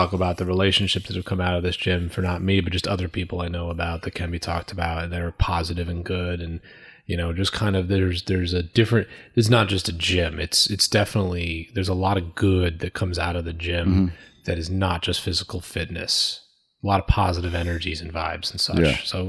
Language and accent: English; Woodbury, United States; We grew up in Woodbury together.